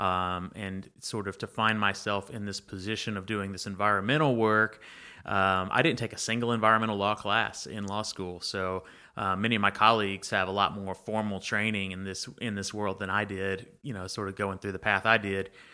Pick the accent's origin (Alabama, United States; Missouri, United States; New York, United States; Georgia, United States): Alabama, United States; Banks; also born or lived in Troy, Alabama; growing up in Banks, the train came through Banks as well.